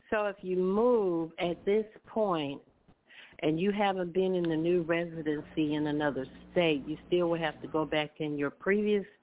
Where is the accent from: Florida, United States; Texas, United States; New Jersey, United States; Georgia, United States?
Texas, United States; I'm from Texas.